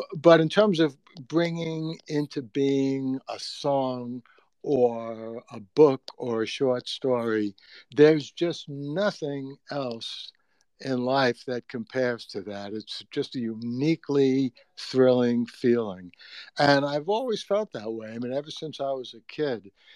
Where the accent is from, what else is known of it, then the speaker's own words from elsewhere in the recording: New York City, New York, United States; I grew up in the Bronx